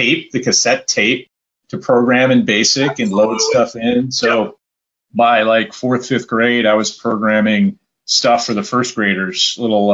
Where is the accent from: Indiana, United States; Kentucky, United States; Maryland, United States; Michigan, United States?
Michigan, United States; Sterling Heights; I grew up in a place called Sterling Heights, Michigan, which is near Warren, which is north of Detroit